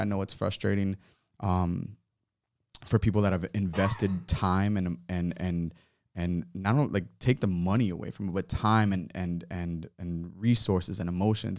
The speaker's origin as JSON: {"language": "English", "town": "Miramar", "region": "Florida", "country": "United States", "tie": "born or raised there", "also_born_or_lived": "Hollywood, Florida / Ives Dairy, Florida / Little Haiti, Florida", "lives_now": "Fort Lauderdale, United States", "said": "I was born, um, in, uh, Hollywood, raised in Miramar, uh, for like the first fifteen years of my life"}